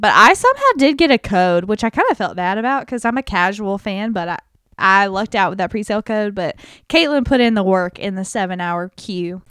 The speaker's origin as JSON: {"language": "English", "country": "United States", "said": "as an American"}